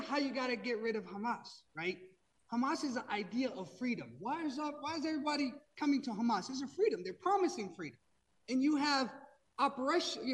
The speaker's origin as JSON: {"language": "English", "country": "Pakistan", "moved": "yes", "lives_now": "United States", "said": "I'm not from Palestine. I'm from Pakistan. You know, I've been in this country for a very, very long time."}